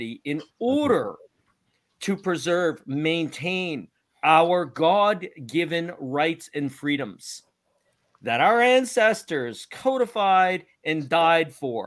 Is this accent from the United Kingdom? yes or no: no; Canada; I've never felt so proud to be Canadian